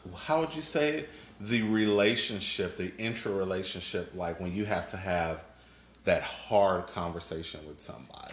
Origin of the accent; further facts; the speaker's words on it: Chicago, Illinois, United States; moved away as an adult; now in Houston, United States; I am not originally from Texas. Um, all of my family, all of my family, are in Chicago